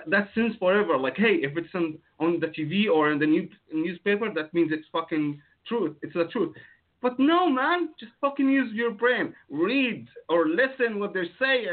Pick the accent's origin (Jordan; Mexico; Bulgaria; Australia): Jordan; from Jordan